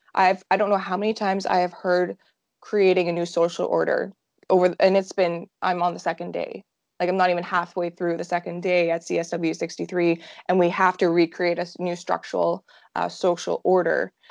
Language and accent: English; Saskatoon, Saskatchewan, Canada; I am from Saskatoon, Saskatchewan, right in the middle of Canada